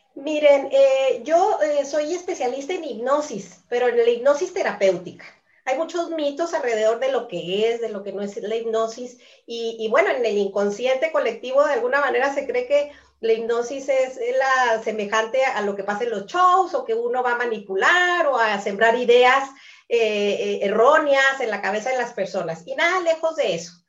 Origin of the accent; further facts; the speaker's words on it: Chihuahua, Mexico; soy de Chihuahua, México